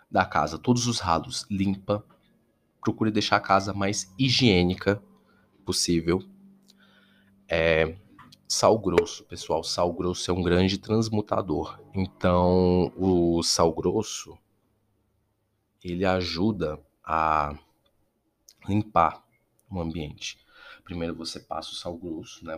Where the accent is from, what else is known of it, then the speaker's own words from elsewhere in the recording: Brasília, Federal District, Brazil; eu sou aqui de Brasília